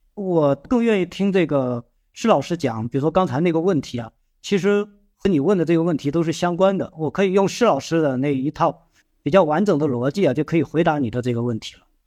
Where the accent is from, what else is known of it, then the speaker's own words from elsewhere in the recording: China; 我们中国人